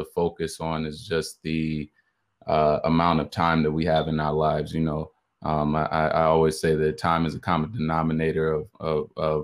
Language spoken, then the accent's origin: English; Chicago, Illinois, United States; also born or lived in Atlanta, Georgia (Morehouse College); originally from Chicago, Illinois, attending the illustrious Morehouse College. So, you know, I was born in Chicago, moved out, you know, to the suburbs early on in my life. Spent a long time out here in the burbs